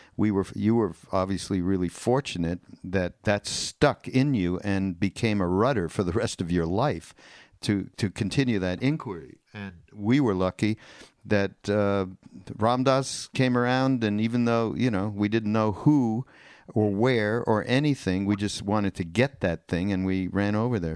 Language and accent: English; Canada; now in United States; I'm from Canada, so we are like two immigrants that came over to the to the America.